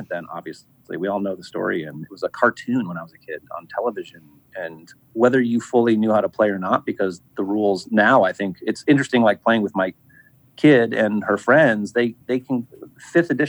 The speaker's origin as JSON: {"language": "English", "region": "Midwest", "country": "United States", "tie": "born or raised there", "said": "I grew up in the Midwest"}